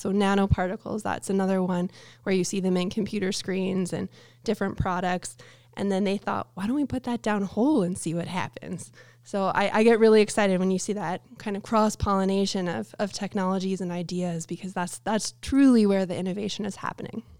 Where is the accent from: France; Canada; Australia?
Canada; I'm Canadian